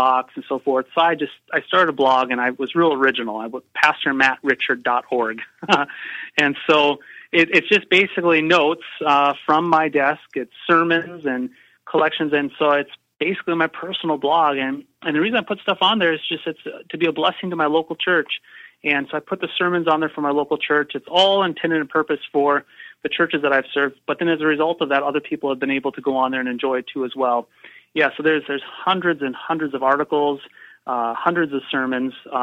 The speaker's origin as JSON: {"language": "English", "region": "North Dakota", "country": "United States", "tie": "born or raised there", "said": "I grew up in North Dakota, and I will always be a North Dakota boy"}